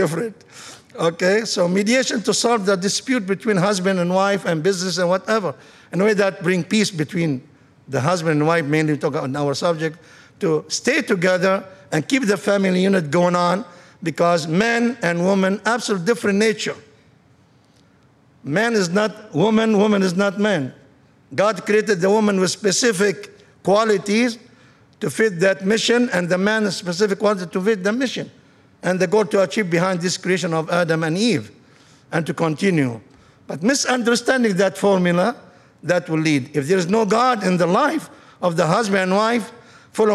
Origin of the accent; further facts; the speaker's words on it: Lebanon; moved away as an adult; now in United States; I am from Lebanon, country of 50-50 Christian Muslims